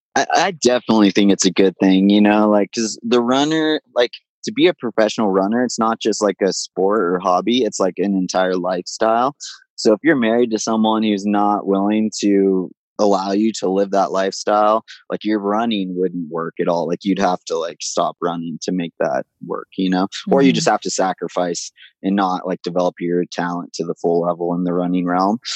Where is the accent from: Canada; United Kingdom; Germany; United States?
United States; Big Bear Lake, California; my hometown, Big Bear Lake in Southern California